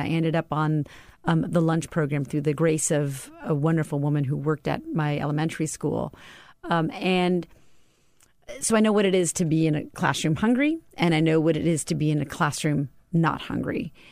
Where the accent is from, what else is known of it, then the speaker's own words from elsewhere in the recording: Tucson, Arizona, United States; I grew up in Tucson, Arizona.